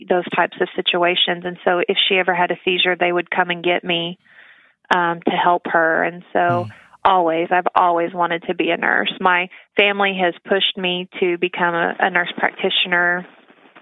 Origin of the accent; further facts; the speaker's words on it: Tahlequah, Oklahoma, United States; I was born and raised here in Tahlequah